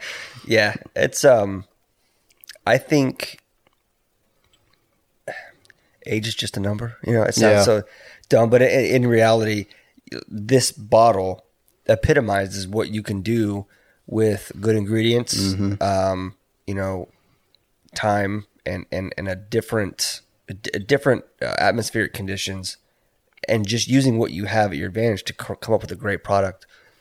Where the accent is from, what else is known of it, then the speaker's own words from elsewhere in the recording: Texas, United States; born there; I was born in Texas. I don't necessarily call it home, but it's like I've got family that lives in Houston.